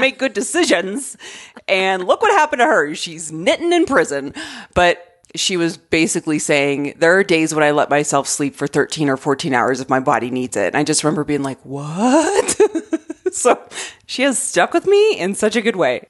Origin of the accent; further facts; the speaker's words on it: Arizona, United States; also born or lived in Colorado; now in Denver, United States; I grew up in Arizona